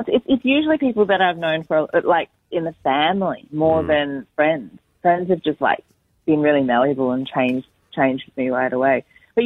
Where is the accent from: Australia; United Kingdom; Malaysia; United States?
Malaysia; moved away; my mum and dad gave me the name from when I was born because in Malaysia everyone has an English name